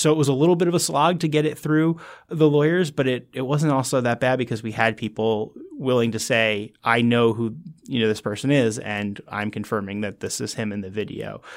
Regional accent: New Jersey, United States; moved away as an adult; now in Washington, D.C., United States; I was from New Jersey originally

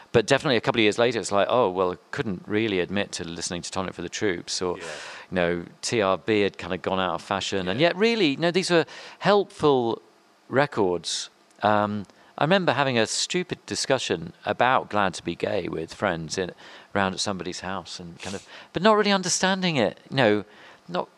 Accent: London, United Kingdom; also born or lived in Earl's Court, London / Morden; I grew up around Wimbledon

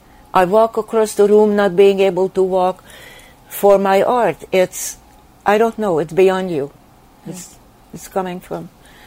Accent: Sweden; English is a second language; when I grew up in Sweden, I wanted to study migrating birds, because I felt I was uprooted and I was migrating and from country to country.

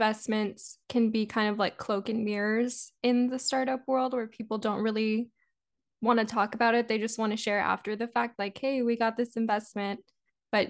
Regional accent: South Texas, United States; South Texas, my hometown

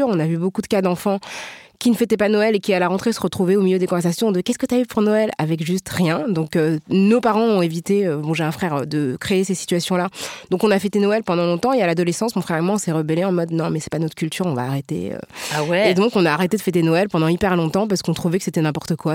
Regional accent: France; ce qu'on peut vivre nous en tant que Français puisqu'on est toutes françaises, euh, je crois, toutes les quatre autour de la table.

